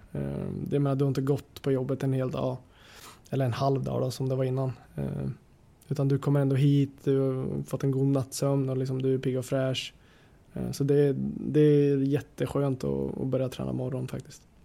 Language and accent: Swedish; Gävle, Gävleborg County, Sweden; moved away; som Gävlebo